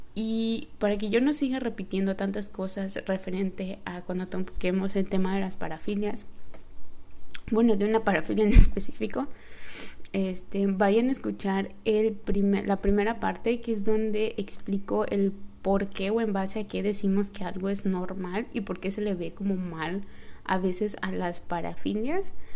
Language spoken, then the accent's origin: Spanish; Yucatán, Mexico; soy mexicana, yucateca